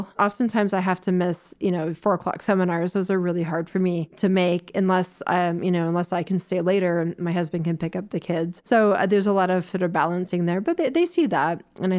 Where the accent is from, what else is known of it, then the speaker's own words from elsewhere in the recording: Florida, United States; born there; also born or lived in Toronto; So I was born in Florida, but so my mom was a U.S. diplomat for the United States, and so we've moved a lot of places. I went to high school in Toronto